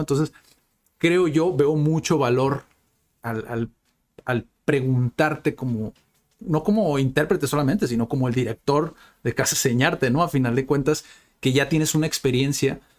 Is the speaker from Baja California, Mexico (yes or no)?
yes; Tijuana, Baja California, Mexico; la gente de Tijuana, que, que nacimos y vivimos aquí en Tijuana